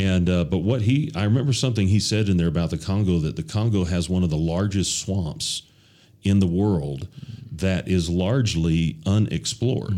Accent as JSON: {"language": "English", "country": "United States", "moved": "yes", "said": "I'm from the United States"}